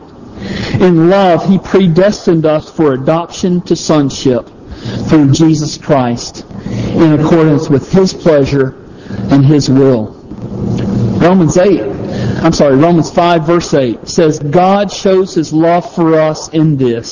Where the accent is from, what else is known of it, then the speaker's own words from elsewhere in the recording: Palmetto, Georgia, United States; I grew up in this little small town of Palmetto, Georgia